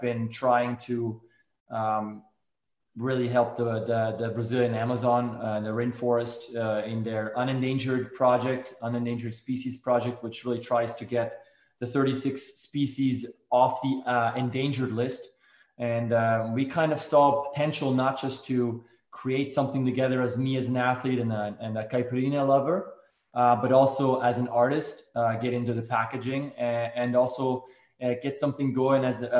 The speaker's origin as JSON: {"language": "English", "country": "Switzerland", "tie": "born or raised there", "moved": "yes", "lives_now": "Seattle, United States", "said": "growing up in Switzerland"}